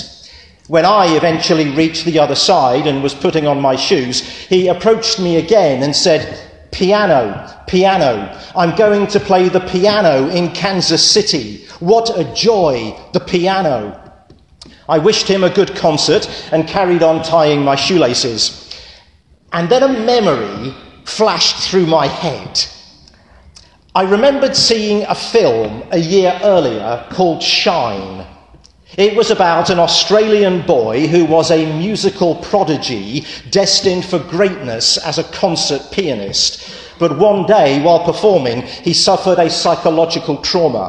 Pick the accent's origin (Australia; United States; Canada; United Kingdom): United Kingdom; England; moved away; I'm English